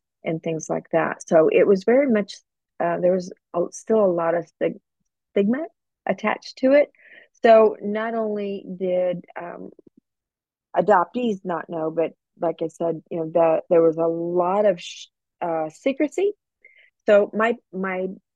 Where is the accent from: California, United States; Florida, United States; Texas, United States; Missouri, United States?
California, United States; Southern; I grew up in Southern California and really had a great nondescript middle class lifestyle